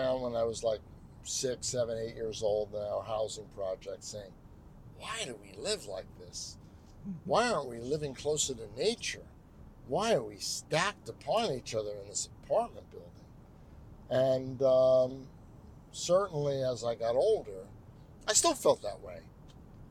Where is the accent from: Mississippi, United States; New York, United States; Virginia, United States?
New York, United States; New York City; I was born in Brooklyn